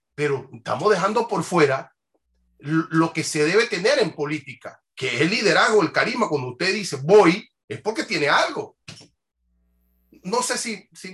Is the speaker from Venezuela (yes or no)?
no; Panama